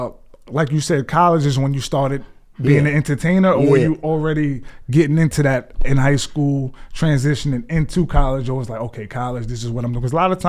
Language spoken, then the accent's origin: English; New York City, New York, United States; I'm from Left Rack in Queens.